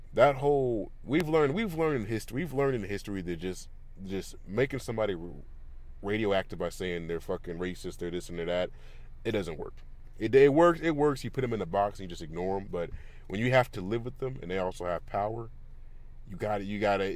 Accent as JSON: {"language": "English", "region": "California", "country": "United States", "tie": "born or raised there", "said": "I grew up in California"}